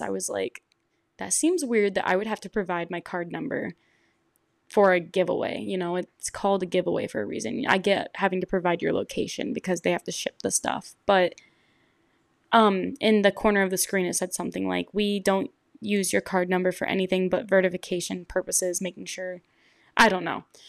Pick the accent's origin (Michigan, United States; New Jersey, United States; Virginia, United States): Michigan, United States; I'm from Michigan